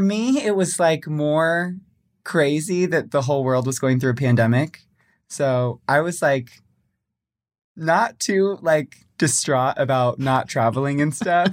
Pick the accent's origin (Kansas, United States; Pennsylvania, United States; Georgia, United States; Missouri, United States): Missouri, United States; Springfield; also born or lived in San Jose, California; I'm from Springfield, Missouri, which is, like, southwest.